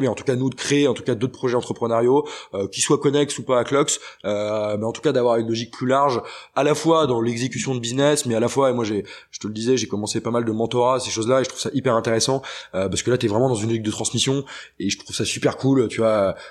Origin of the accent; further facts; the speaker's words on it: Redon, Brittany, France; moved away; je viens de Bretagne. Euh, du bled où je viens de Redon